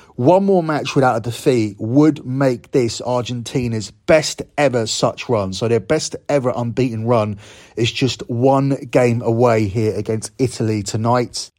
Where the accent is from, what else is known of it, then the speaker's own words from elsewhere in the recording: United Kingdom; as a Brit